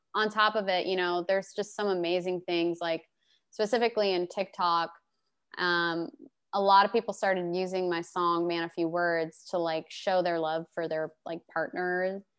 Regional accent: Glendale, Arizona, United States; moved away as an adult; also born or lived in Phoenix, Arizona / Detroit area, Michigan; now in Nashville, United States; I was born in Phoenix, and I was mostly raised on the west side in Glendale

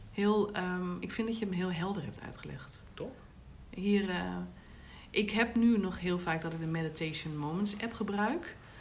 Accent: Groningen, Netherlands; ik ben natuurlijk wel echt ehm, als een Groninger opgevoed

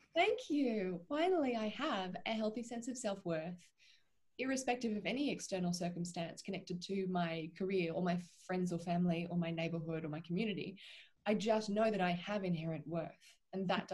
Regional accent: Australia; also born or lived in Vancouver, Canada; I am an Australian and half Irish actor

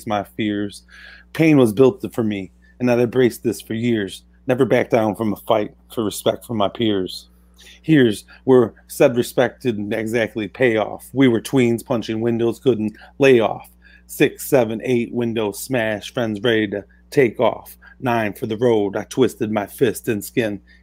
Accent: Cartersville, Illinois, United States; that's where I grew up in Cartersville, Illinois

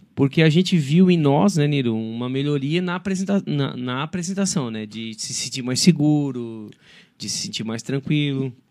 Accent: Criciúma, Santa Catarina, Brazil; eu sou de Criciúma.

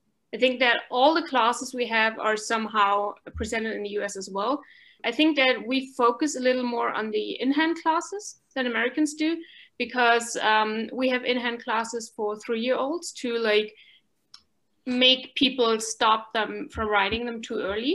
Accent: Germany; I'm 27 years old. I'm from Germany

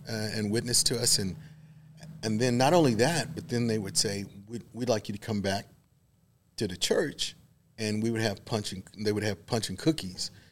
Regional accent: Waco, Texas, United States; I was born here in Waco, so okay. I was kind of always had a little bit of Baylor connection. I grew up literally four blocks from campus

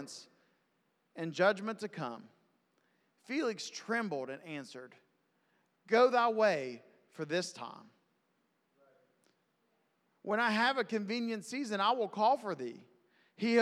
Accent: West Virginia, United States; I'm from West Virginia

